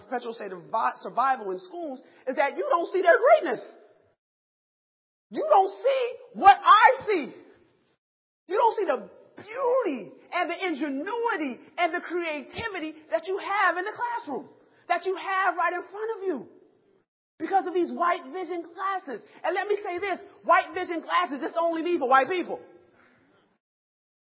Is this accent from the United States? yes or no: yes; Rochester, New York, United States; I'm from Rochester, New York, upstate New York, where it's cold